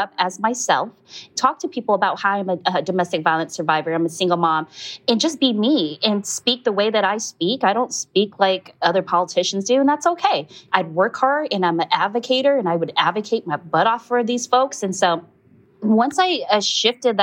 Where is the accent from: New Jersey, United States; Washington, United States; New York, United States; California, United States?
California, United States; Stockton; moved away as an adult; now in Oakland, United States; I was born and raised in Stockton, California, just about an hour away from Oakland here.